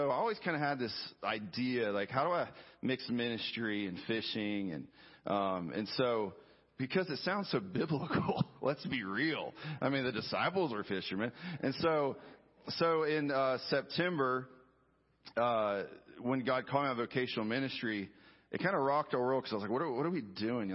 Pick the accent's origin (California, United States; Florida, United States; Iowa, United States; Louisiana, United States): Florida, United States; Jacksonville; also born or lived in Waco, Texas / St. Augustine, Florida / Dallas, Texas; now in Palm Coast, United States; I was born and raised in Florida in Jacksonville, a true southern city it was